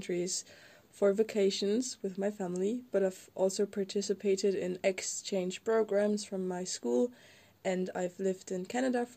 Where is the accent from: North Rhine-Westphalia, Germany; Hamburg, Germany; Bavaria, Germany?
North Rhine-Westphalia, Germany; moved away as an adult; now in Poland; I am from Germany.